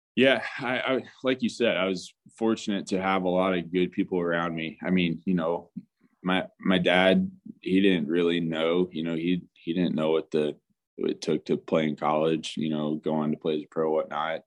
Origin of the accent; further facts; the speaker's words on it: Tulsa, Oklahoma, United States; my background growing up in Tulsa, Oklahoma